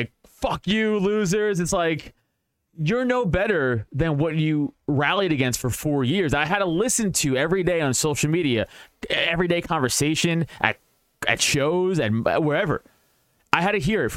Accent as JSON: {"language": "English", "town": "New York City", "region": "New York", "country": "United States", "said": "I'm from Staten Island, from a decent middle-class part of Staten Island."}